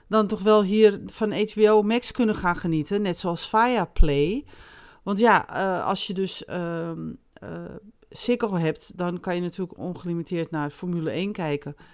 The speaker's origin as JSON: {"language": "Dutch", "country": "Netherlands", "said": "En daar houden wij van als Nederlander."}